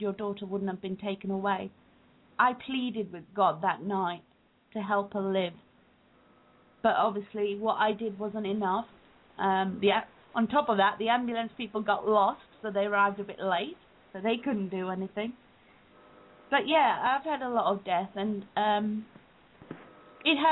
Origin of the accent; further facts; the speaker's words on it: England, United Kingdom; also born or lived in Uganda; I was born in Uganda. We moved to England when I was 3 years old